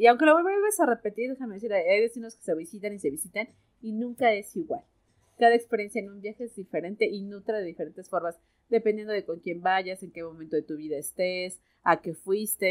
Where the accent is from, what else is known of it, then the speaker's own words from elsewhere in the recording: Mexico; aquí la conocemos como moronga